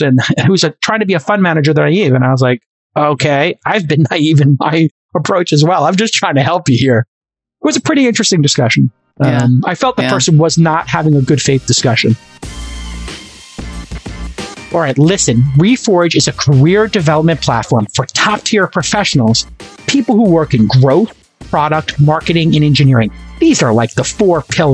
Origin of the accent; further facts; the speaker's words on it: New York City, New York, United States; I'm the kid from Brooklyn